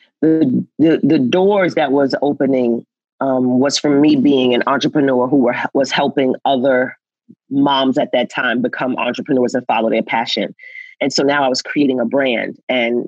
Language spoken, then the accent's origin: English; New York, United States; I'm from New York